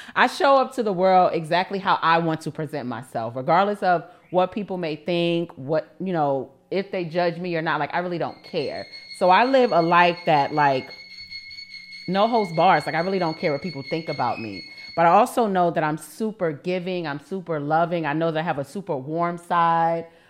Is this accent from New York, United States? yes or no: yes; New York City, New York, United States; I'm from Harlem